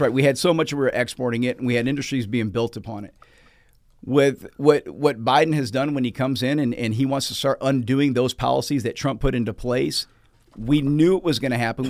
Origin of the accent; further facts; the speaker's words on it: Walton County, Georgia, United States; I'm from Walton County